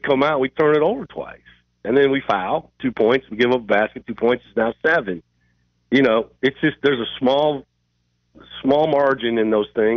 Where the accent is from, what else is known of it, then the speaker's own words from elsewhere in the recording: Iowa, United States; I'm from Iowa